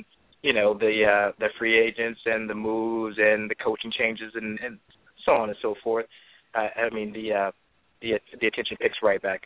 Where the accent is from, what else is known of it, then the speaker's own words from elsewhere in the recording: Chicago, Illinois, United States; moved away; also born or lived in Florida; I'm actually from Chicago